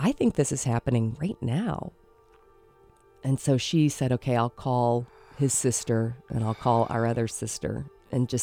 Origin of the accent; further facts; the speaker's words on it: the South, Southern United States, United States; like good Southern women